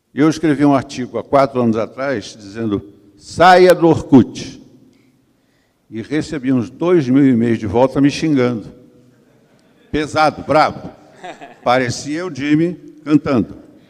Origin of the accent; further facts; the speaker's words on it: Brazil; eu sou do Brasil